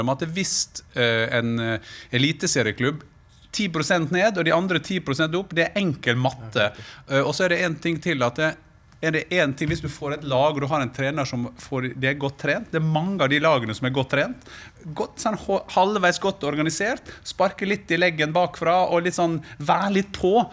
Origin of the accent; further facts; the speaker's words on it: Gursken, Møre og Romsdal, Norway; Der jeg kommer fra, Gursken